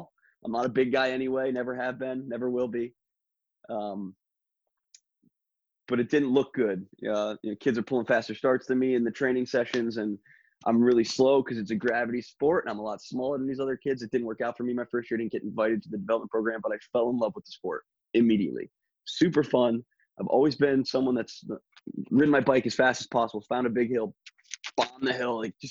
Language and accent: English; Berwick, Pennsylvania, United States; my hometown of Berwick